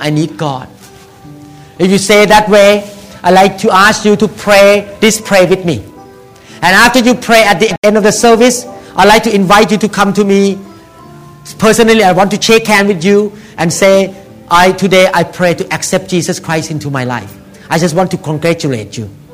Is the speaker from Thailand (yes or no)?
yes; Thailand; moved away; I came from Thailand